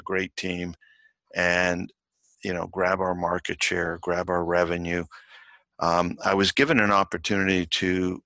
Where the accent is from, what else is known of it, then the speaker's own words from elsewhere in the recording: Toronto, Ontario, Canada; I was born in Toronto. Parents were Italian.